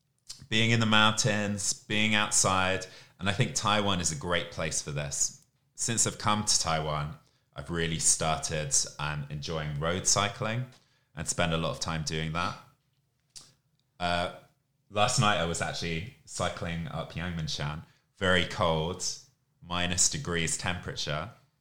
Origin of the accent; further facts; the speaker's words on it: Camden, London, United Kingdom; now in Asia; I'm originally from Camden in London, but I've lived all over the UK before moving to Asia.